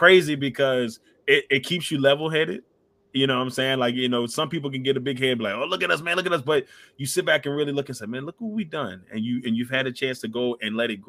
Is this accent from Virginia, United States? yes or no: yes; Amelia County, Virginia, United States; born or raised there